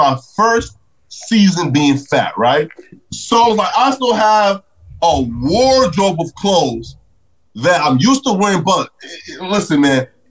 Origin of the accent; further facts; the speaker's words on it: North Dakota, United States; I said North Dakota